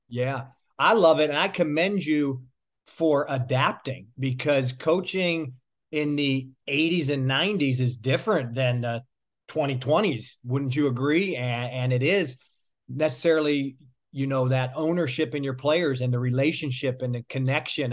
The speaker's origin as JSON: {"language": "English", "town": "Pittsburgh", "region": "Pennsylvania", "country": "United States", "moved": "yes", "lives_now": "South Florida, United States", "said": "I'm from Pittsburgh, and family's important to me as well"}